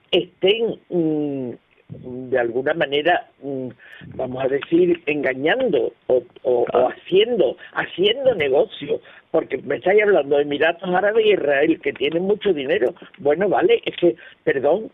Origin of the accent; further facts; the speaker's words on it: Spain; somos nosotros, los españoles